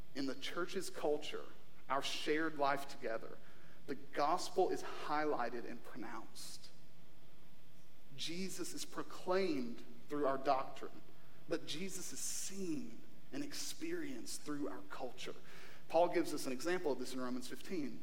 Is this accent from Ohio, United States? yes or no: no; Eastern Kentucky, United States; moved away; we're from Kentucky